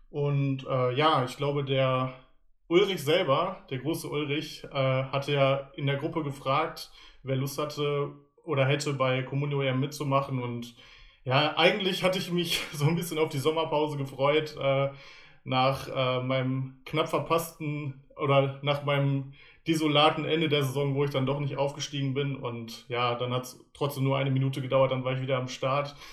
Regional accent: Paderborn, North Rhine-Westphalia, Germany; ich bin aus Paderborn, genau.

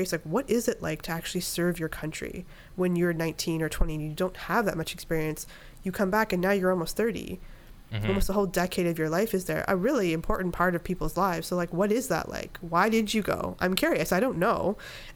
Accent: Canada; moved away as an adult; also born or lived in upstate New York / Miami, Florida; I'm Canadian

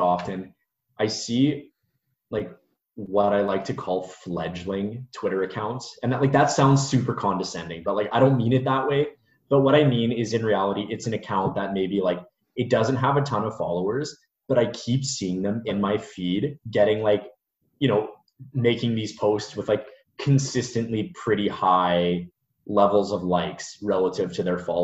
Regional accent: Canada; I'm Canadian too

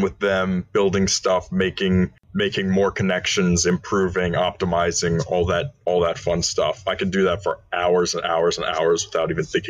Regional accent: Maryland, United States; I hail from Maryland. I live outside of Washington, D.C.

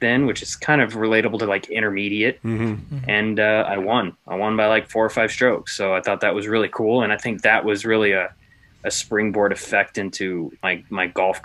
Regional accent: Emporia, Kansas, United States; I grew up in Emporia, Kansas

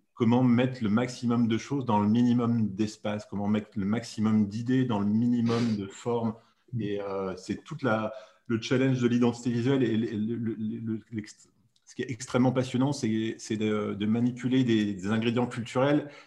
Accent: Grenoble, Auvergne-Rhône-Alpes, France; je suis de Grenoble

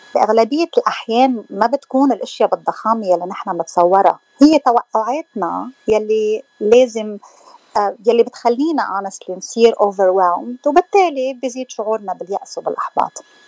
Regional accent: Hammana, Mount Lebanon, Lebanon; moved away; لبنانيه آه، من منطقة بالجبل اسمها حمانة

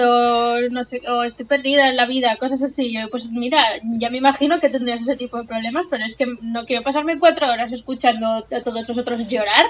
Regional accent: Silla, Valencian Community, Spain; vengo de mi pueblo, de Silla

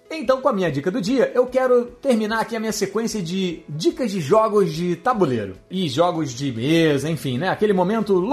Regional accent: Uruguay; Não é porque eu sou uruguaio que eu sou suspeito de falar isso

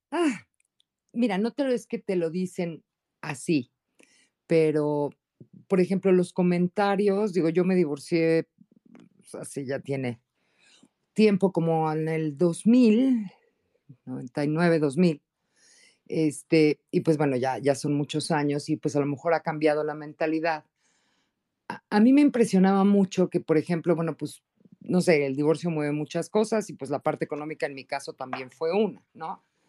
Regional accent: Mexico; Yo soy mexicana

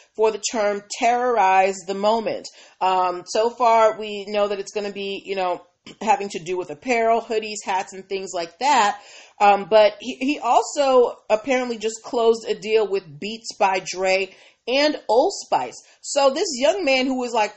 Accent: Boston, Massachusetts, United States; I'm from Boston

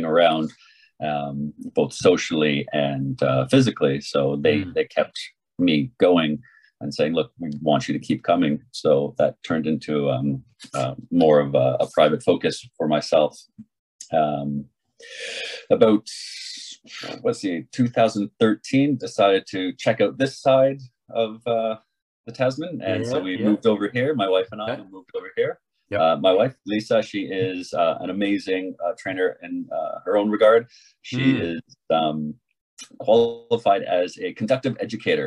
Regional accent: Canada; moved away as an adult; also born or lived in Australia; I am Canadian by design and left Canada when I was 22, 23

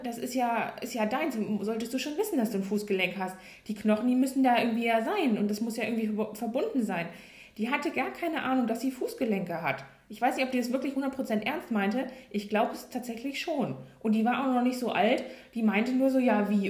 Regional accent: Hanover, Lower Saxony, Germany; ich komme ja aus Norddeutschland, ganz, oder was heißt Norddeutschland, also Hannover, also eher oben im Norden

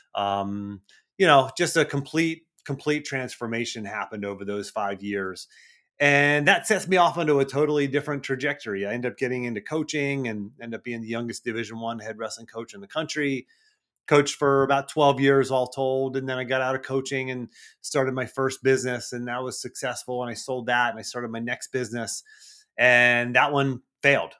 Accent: Cranberry Township, Pennsylvania, United States; I did grow up north of Pittsburgh, Cranberry Township area.

